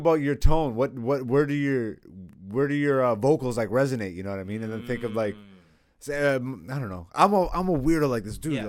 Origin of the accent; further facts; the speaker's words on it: Hamilton, Ontario, Canada; But growing up in Hamilton, like I was in Hamilton